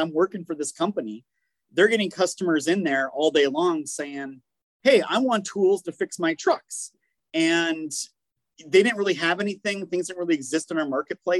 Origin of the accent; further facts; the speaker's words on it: Minnesota, United States; moved away as an adult; now in South Carolina, United States; where I grew up in Minnesota